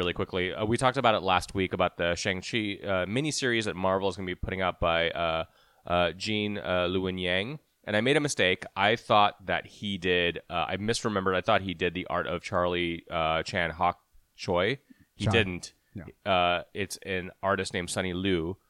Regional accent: India; I can say it. I'm Indian.

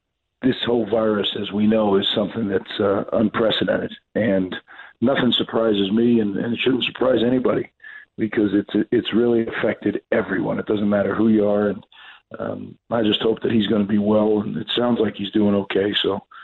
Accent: New Jersey, United States; I grew up in New Jersey. I always thought that New Jersey and Rutgers deserve to have a championship program

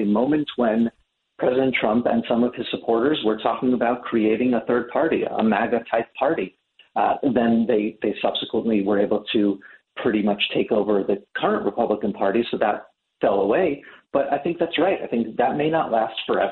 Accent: New York, United States; I'm from New York

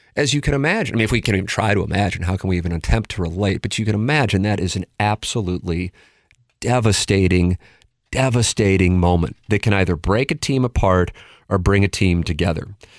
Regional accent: St. Louis, Missouri, United States; born or raised there

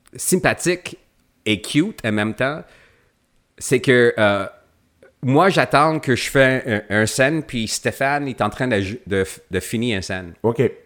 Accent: Quebec, Canada; je viens du Québec

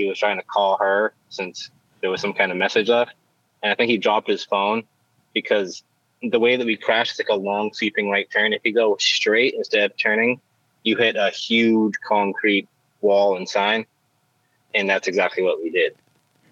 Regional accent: Cape Cod, Massachusetts, United States; I'm from the Cape, or Cape Cod

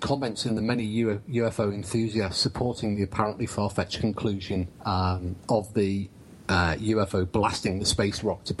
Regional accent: England, United Kingdom; as an English guy

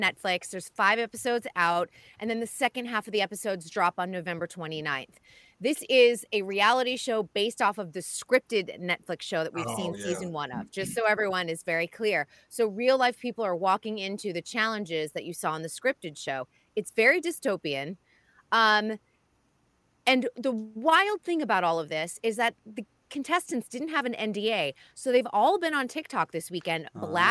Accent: Boston, Massachusetts, United States; moved away; growing up in Boston

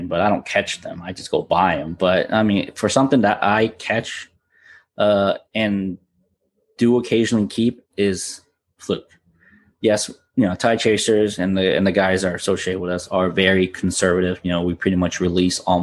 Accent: Florida, United States; now in New Jersey, United States; It's what I grew up on in Florida.

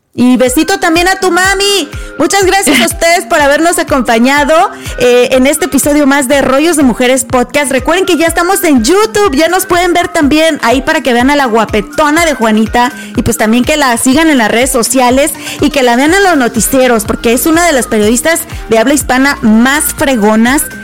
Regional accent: Mexico; now in United States; tú y yo somos mexicanas

